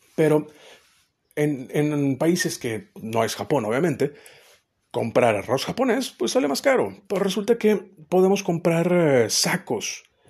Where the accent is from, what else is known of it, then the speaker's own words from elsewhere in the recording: Mexico; siendo mexicano las pupilas gustativas están un poquito más dañadas